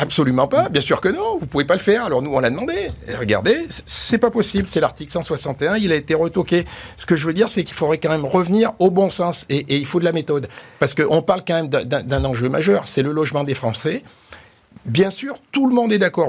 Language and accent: French; Auvergne-Rhône-Alpes, France; je suis un Auvergnat